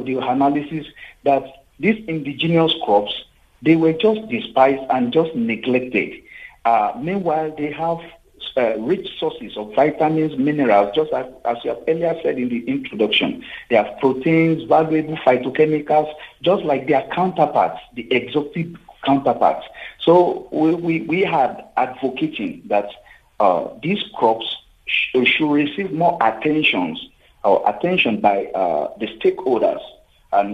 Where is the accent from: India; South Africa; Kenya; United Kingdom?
South Africa; in South Africa, as South African